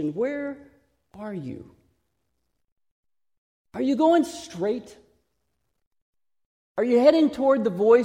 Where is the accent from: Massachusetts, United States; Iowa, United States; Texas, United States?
Texas, United States; accent: Texas; my Texas accent